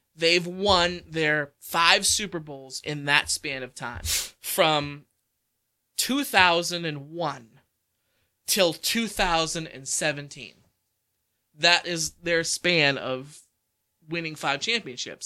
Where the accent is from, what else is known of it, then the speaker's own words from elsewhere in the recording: Pennsylvania, United States; We're from Pennsylvania. Meanwhile, we're like right on the border of Pennsylvania